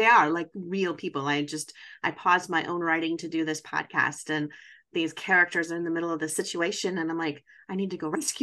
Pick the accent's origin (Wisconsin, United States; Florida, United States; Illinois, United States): Wisconsin, United States; I'm from Wisconsin, so I'm not too far away in the North Woods